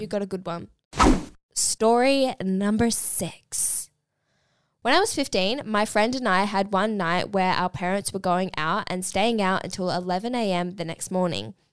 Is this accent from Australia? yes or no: yes; Melbourne, Victoria, Australia; I'm up here for the weekend. I'm from Melbourne